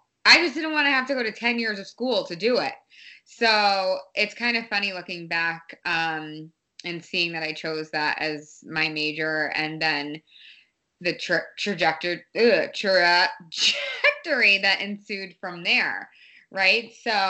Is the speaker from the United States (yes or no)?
yes; Boston, Massachusetts, United States; also born or lived in Los Angeles / Santa Monica; I'm like, oh, I'm from Boston. Like literally, I feel like I'm from Boston. I do claim Boston as my hometown.